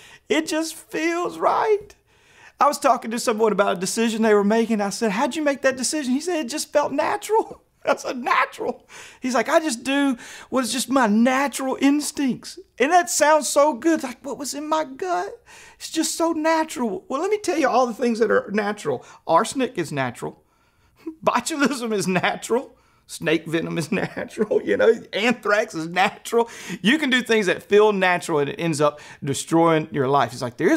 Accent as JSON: {"language": "English", "region": "Louisiana", "country": "United States", "tie": "born or raised there", "moved": "as an adult", "lives_now": "Fort Smith, United States", "said": "I grew up in Louisiana"}